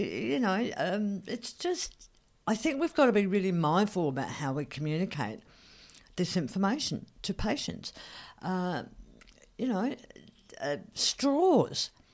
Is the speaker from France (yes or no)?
no; Australia